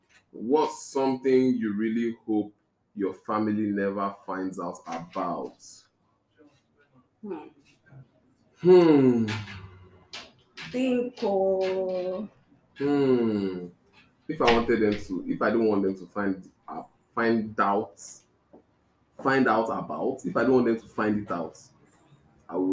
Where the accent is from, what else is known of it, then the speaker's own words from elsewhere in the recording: Delta, Nigeria; I'm from Delta State. But I'm Igbo.